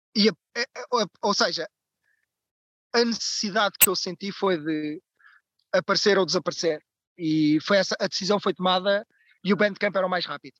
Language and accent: Portuguese; Barreiro, Setúbal, Portugal; now in Lisbon, Portugal; Eu sou natural do Barreiro, cidade pós-industrial